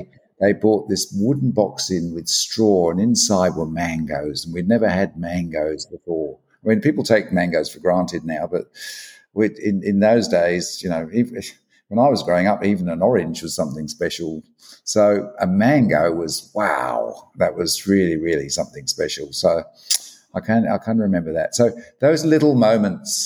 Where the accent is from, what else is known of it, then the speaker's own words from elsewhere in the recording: London, United Kingdom; moved away as an adult; now in Australia; I was born in London, in fact. And I migrated to Australia when I was 27.